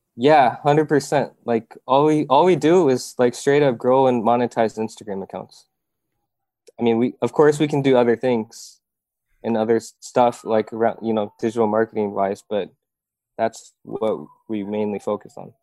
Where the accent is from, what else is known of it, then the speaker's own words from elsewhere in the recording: Iowa, United States; moved away as an adult; now in South Korea; I grew up in Iowa